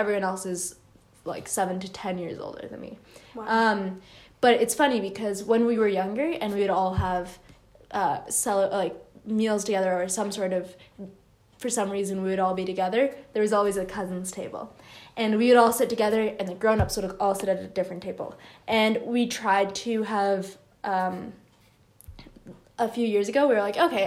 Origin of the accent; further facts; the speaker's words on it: United States; also born or lived in Canada; growing up, because we grew up in the U.S., we would celebrate both